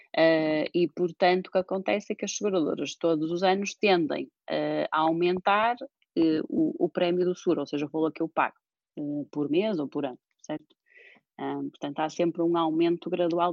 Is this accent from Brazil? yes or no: no; Porto, Norte, Portugal; also born or lived in Cambridge, United Kingdom; nasci e fui criada aqui no Porto